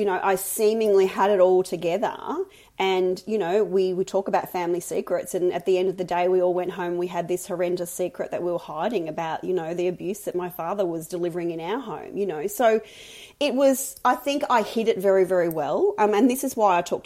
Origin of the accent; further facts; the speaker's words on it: Mildura, Victoria, Australia; I grew up in Mildura, a big country town on the Murray River.